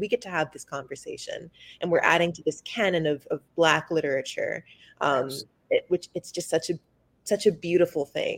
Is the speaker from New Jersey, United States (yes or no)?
no; Atlanta, Georgia, United States; I grew up in Atlanta